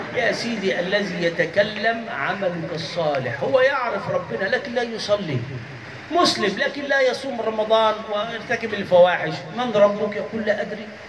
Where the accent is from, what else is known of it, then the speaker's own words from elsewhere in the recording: Egypt; عندنا في مصر